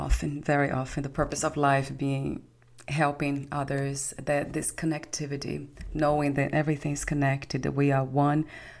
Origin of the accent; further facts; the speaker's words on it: Brazil; I'm not white, I'm brown from Brazil.